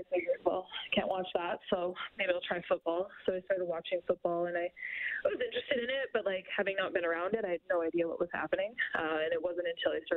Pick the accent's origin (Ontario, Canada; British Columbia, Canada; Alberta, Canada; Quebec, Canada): Alberta, Canada; Forestburg; moved away; I grew up on a farm outside of Forestburg